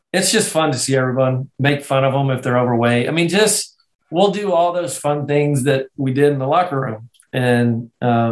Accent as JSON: {"language": "English", "region": "Scotland", "country": "United Kingdom", "moved": "yes", "said": "I'm Scottish"}